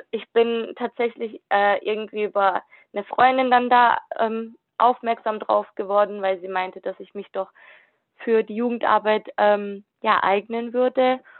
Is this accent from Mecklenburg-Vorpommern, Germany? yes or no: no; Kornwestheim, Baden-Württemberg, Germany; Ich komme aus Convestheim, bin duale Studentin und studiere Wirtschaftsinformatik im vierten Semester.